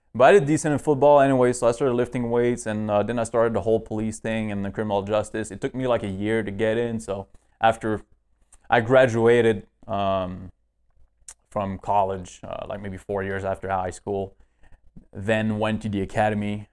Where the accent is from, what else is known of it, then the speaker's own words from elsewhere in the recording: northeast Canada, Canada; moved away as an adult; now in United States; I was born in kind of, uh, northeast Canada.